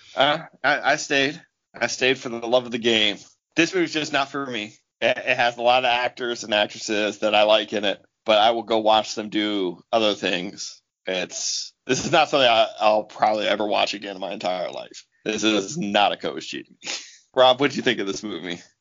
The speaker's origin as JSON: {"language": "English", "country": "United States", "said": "I'm American"}